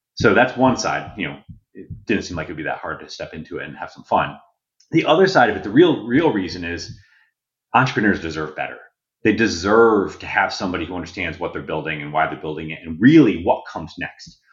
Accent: Connecticut, United States; I grew up in Connecticut, in farm country Connecticut.

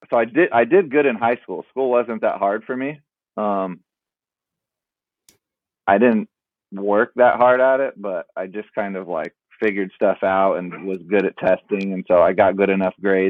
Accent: San Diego, California, United States; I grew up in San Diego

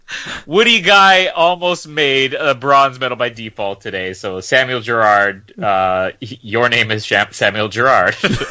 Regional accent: Winnipeg, Manitoba, Canada; I'm from Winnipeg. I wear t-shirts in the winter.

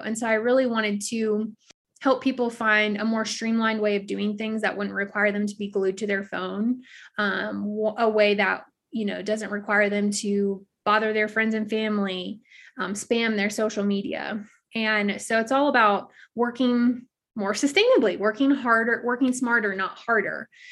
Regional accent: South Louisiana, United States; moved away as an adult; now in Colorado, United States; I was born and raised in South Louisiana, but I live in Colorado now

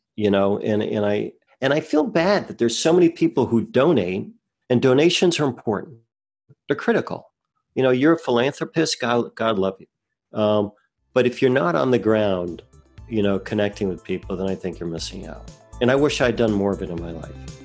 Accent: New Jersey, United States; I grew up in New Jersey

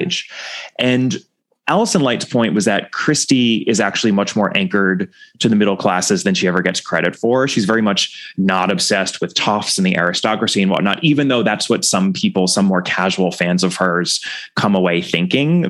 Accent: United States; as an American

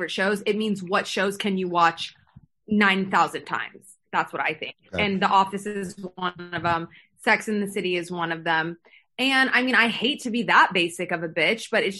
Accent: Texas, United States; I'm from Texas

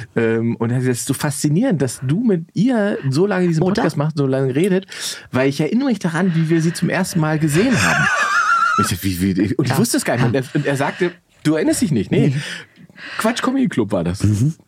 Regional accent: Salzwedel, Saxony-Anhalt, Germany; in meiner Heimatstadt Salzwedel

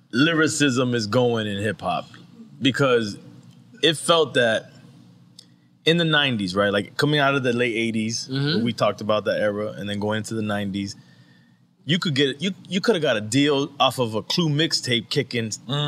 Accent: Miami, Florida, United States; I'm from Miami

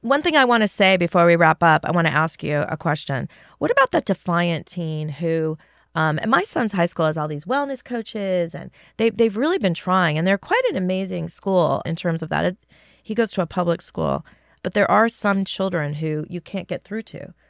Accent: California, United States; I grew up in California

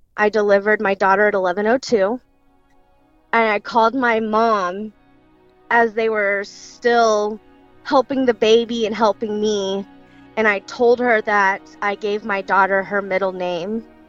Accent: Girard, Illinois, United States; also born or lived in Springfield, Illinois; we grew up in Girard, um, which is a very small town south of Springfield, Illinois. Um, we lived there. Um, I lived there my whole life

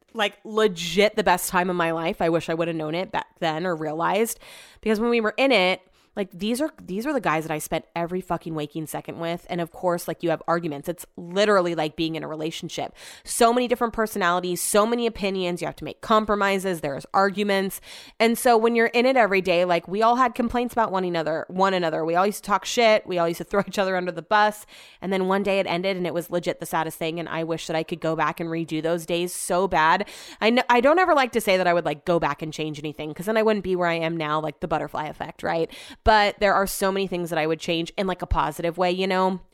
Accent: Sacramento, California, United States; I grew up in Sacramento

